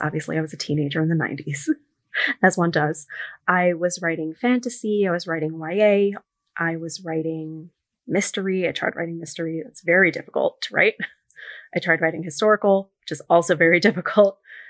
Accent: New York City, New York, United States; I grew up in New York City, but I'm very close with some of my cousins in California.

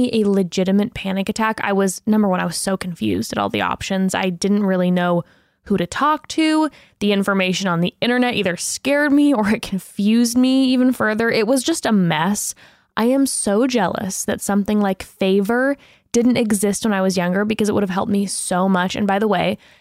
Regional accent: Mission Viejo, California, United States; I was born in Orange County, Mission Viejo

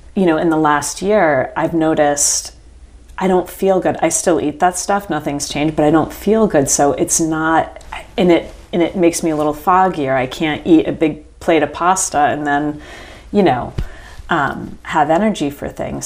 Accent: Rhode Island, United States; now in Charlotte, United States; I was born in Rhode Island

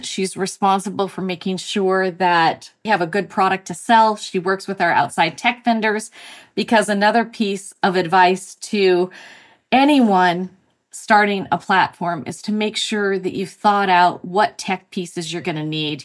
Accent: Montana, United States; moved away as an adult; also born or lived in Mexico / Australia / Texas; now in Massachusetts, United States; I grew up in Montana

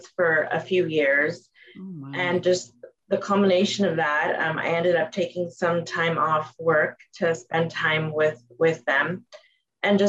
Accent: Los Angeles, California, United States; born and raised in Los Angeles

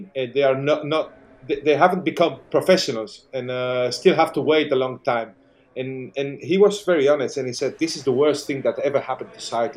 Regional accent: L'Alfàs del Pi, Valencian Community, Spain; my hometown, in L'Alfaz del Pi

